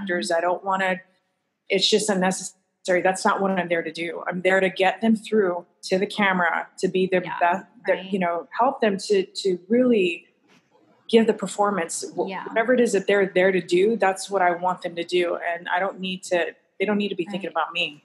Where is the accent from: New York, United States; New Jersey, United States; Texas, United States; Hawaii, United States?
Hawaii, United States; moved away; I'm originally from Hawaii. So, like, that's just part of my essence